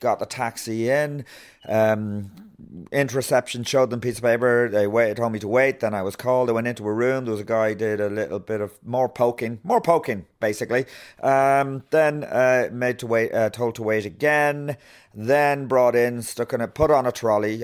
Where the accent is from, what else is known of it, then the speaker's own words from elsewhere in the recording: Meath, Leinster, Ireland; also born or lived in Galway / Tuam; we moved from Galway to Meath.